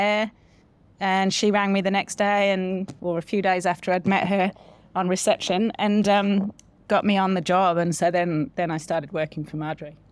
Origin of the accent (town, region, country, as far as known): Solihull, West Midlands, United Kingdom; born or raised there; moved away as an adult; now in New Zealand